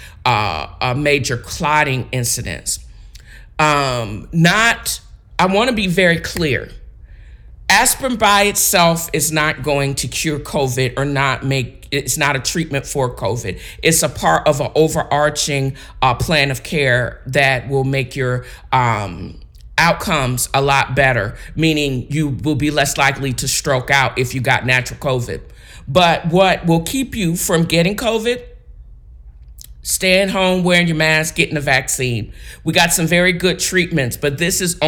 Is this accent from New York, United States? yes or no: no; Virginia Beach, Virginia, United States; where I grew up in Virginia Beach